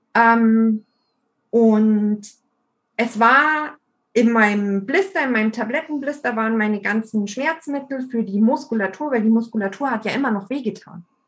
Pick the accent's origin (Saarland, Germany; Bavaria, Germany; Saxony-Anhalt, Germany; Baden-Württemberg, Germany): Bavaria, Germany; bei uns in Bayern